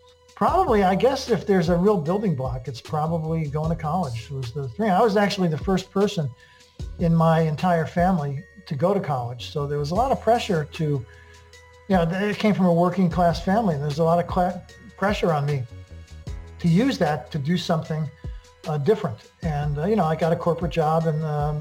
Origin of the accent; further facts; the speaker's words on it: Connecticut, United States; also born or lived in Brooklyn, New York / Italy (ancestry); I was born in Brooklyn and we moved ultimately to Connecticut